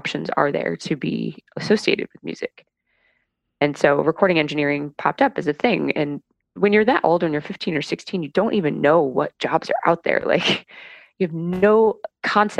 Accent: North Canton, Ohio, United States; up in North Canton, Ohio, a few forays into other places, but mostly grew up in Ohio

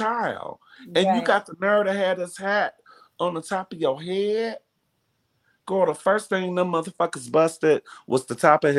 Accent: Detroit, Michigan, United States; back in the day when I was growing up in Detroit, because that's where I grew up. I grew up in Detroit.

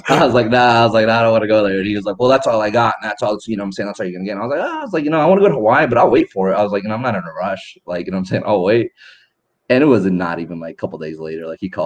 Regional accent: Ethiopia; also born or lived in Sudan; We're from Ethiopia. My dad's from Ethiopia. My mom's from Eritrea. I was born in Sudan.

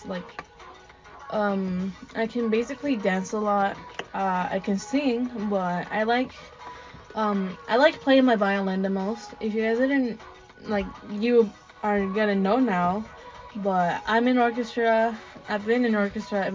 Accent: Sonora, Mexico; first language Spanish; English is a second language; moved away; I was born in Mexico, Sonora

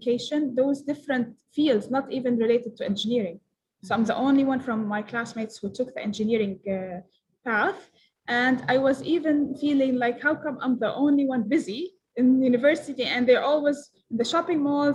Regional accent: Palestine; I'm from Palestine.

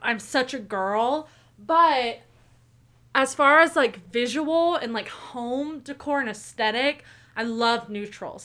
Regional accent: Tulsa, Oklahoma, United States; born and raised in Tulsa, Oklahoma

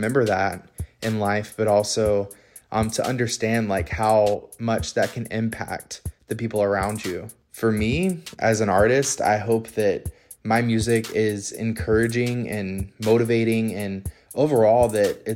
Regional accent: Pensacola, Florida, United States; moved away as an adult; now in Orlando, United States; I'm a singer-songwriter, born and raised in Pensacola, currently based in Orlando, Florida

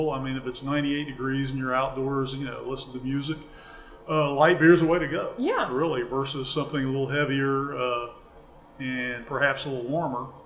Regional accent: Memphis, Tennessee, United States; you know, I am from Memphis. I want to go ahead and eat food that's sourced locally.

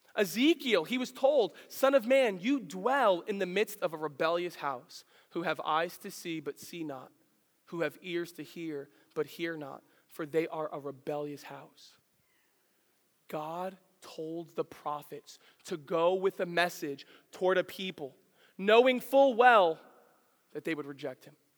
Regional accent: the Poconos, Pennsylvania, United States; also born or lived in New York City, New York; I grew up in the Poconos, and uh, you got to understand, I, I was born in New York City

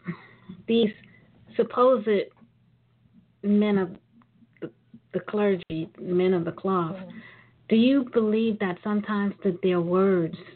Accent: New York City, New York, United States; I'm from Brooklyn.

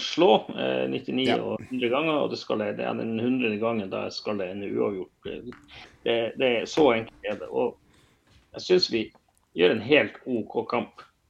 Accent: Bodø, Nordland, Norway; jeg vokste opp i Bodø

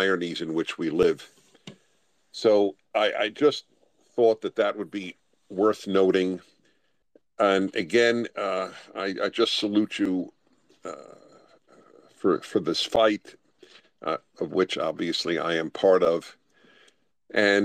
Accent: New York, United States; I'm a Jew from New York and went to Columbia

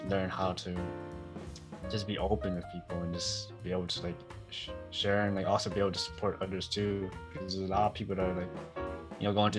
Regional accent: Oakland, California, United States; I'm from Oakland.

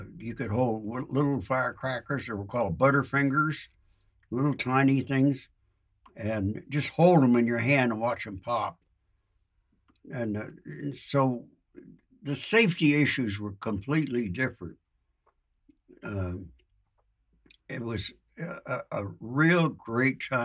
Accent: Compton, California, United States; moved away as an adult; also born or lived in Monrovia, California; now in Nevada, United States; I grew up in Compton, California, which is about 8 to 10 miles from downtown Los Angeles

